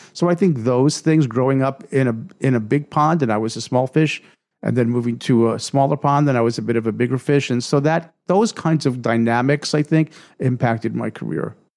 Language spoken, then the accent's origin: English; New York, United States; I grew up in New York, surrounded by all these really successful people